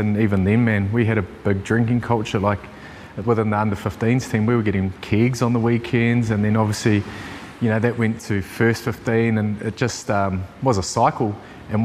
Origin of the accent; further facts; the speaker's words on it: Napier, Hawke's Bay, New Zealand; also born or lived in Greytown, Wairarapa, New Zealand; I grew up in a small town called Greytown in the Wairarapa.